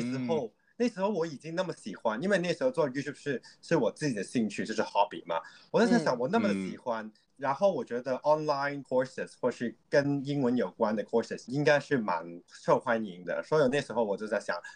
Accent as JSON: {"language": "Chinese", "country": "Hong Kong", "second_language": "Chinese", "said": "大家可能听得到我的普通话就是香港人"}